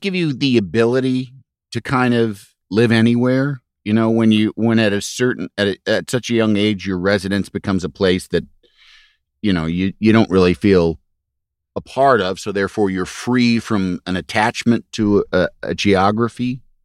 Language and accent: English; Yorkville, Illinois, United States; moved away; also born or lived in Los Angeles; I grew up in Yorkville, Illinois